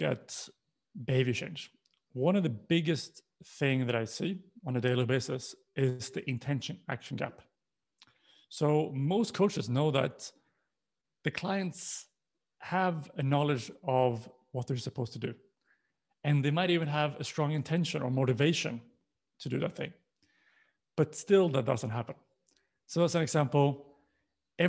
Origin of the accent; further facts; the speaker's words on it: Sweden; moved away; I'm born and raised in Sweden, but I've lived and worked in pretty much most continents